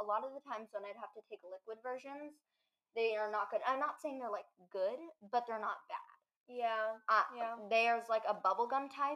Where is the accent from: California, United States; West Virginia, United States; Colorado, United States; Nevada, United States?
Colorado, United States; moved away; I'm from Colorado, and it's not very – that's where I was born, by the way, guys. But we don't live there anymore.